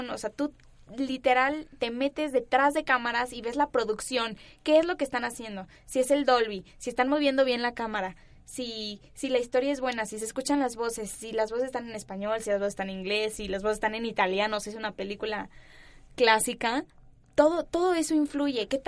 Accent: Mexico City, Mexico; accent: neutral; los ciudadanos, digámoslo así, de aquí, de la Ciudad de México, tenemos un acento muy neutral

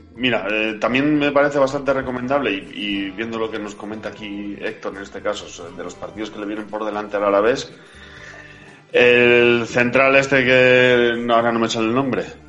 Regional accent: Basque Country, Spain; Así somos los vascos.

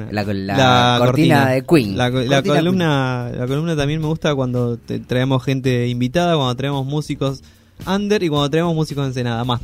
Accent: Ensenada, Buenos Aires Province, Argentina; yo nací en Capital Federal, a los cinco años me mudé a Ensenada.

